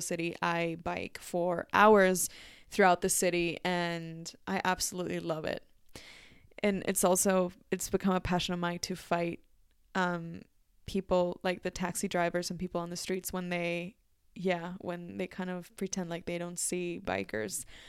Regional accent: Mexico City, Mexico; English is a second language; moved away; Mexico City, my natal city.

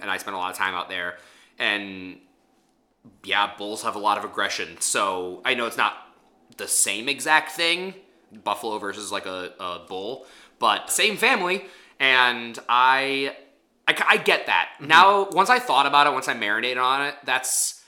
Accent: Midwest, United States; we're from the Midwest

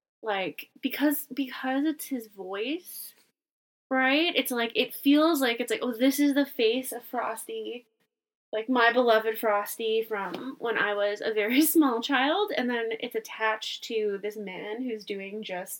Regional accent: Canada; we are Canadian

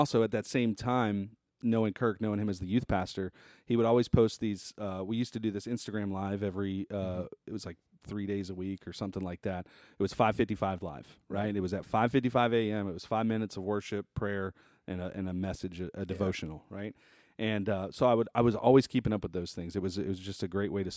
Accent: Terrytown, Louisiana, United States; I grew up in Tarrytown, which is just on the other side of the bridge.

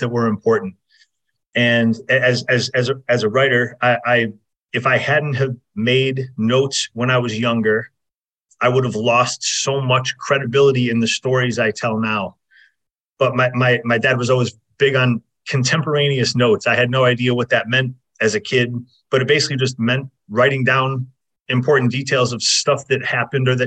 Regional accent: Fairport, New York, United States; also born or lived in Rochester, New York / Southern California; I'm from Fairport, New York. I got out of there as soon as I possibly could

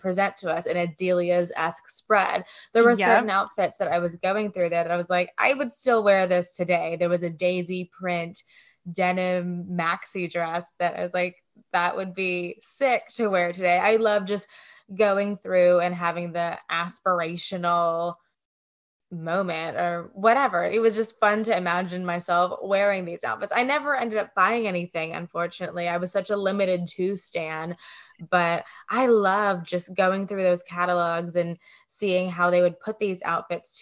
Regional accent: Greenville, Mississippi, United States; now in Los Angeles, United States; Growing up in Greenville, Mississippi

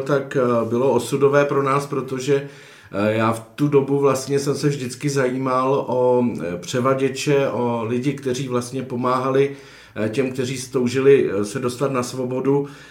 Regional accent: Chodsko, Plzeň Region, Czechia; moved away; also born or lived in Kašperské Hory; Já jsem se jinak e, narodil na Chodsku

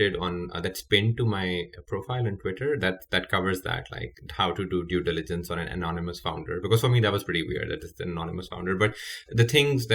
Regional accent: Pakistan; moved away; I'm Pakistani, born and raised there

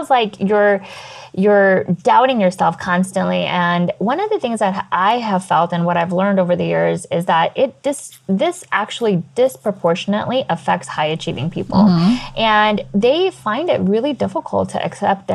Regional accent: United States; being American born confused Daisy

